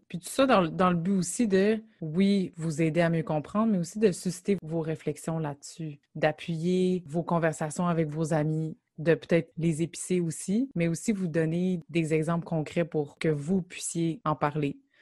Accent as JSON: {"language": "French", "town": "Gatineau", "region": "Quebec", "country": "Canada", "said": "on vient de Gatineau"}